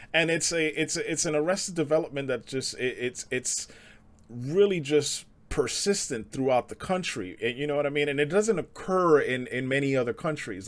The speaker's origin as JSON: {"language": "English", "town": "New York City", "region": "New York", "country": "United States", "tie": "born or raised there", "also_born_or_lived": "suburbs", "moved": "yes", "said": "growing up in the Bronx, like, it's, it's Hispanics and blacks out there."}